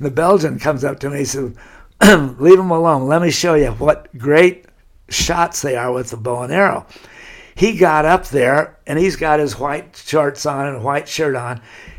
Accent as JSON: {"language": "English", "town": "Laguna Beach", "region": "California", "country": "United States", "tie": "born or raised there", "said": "how completely different it was from the way I grew up in Laguna Beach."}